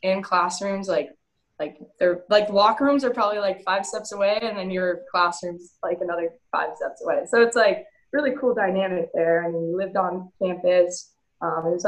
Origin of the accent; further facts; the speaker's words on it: California, United States; moved away as an adult; also born or lived in New Hampshire; Growing up in California, you have to travel to these showcases and all these tournaments just to get seen